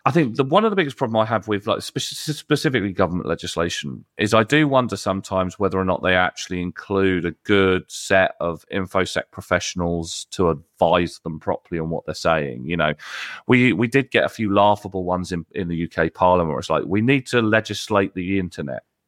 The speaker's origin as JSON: {"language": "English", "country": "United Kingdom", "said": "I'm British"}